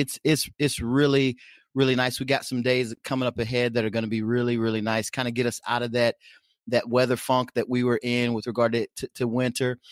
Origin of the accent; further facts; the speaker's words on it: Oklahoma, United States; now in Nebraska, United States; though I live in Nebraska, I come, I hail from Oklahoma